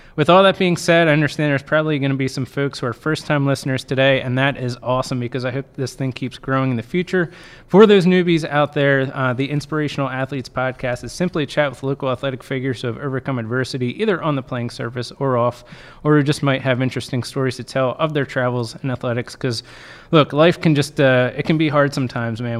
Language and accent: English; Penn Manor, Pennsylvania, United States; I grew up in Penn Manor